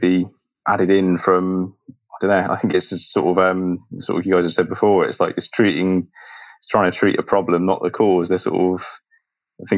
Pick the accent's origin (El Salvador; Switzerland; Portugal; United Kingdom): United Kingdom; Bristol, South West England; moved away as an adult; now in New Zealand; from Bristol, back in the UK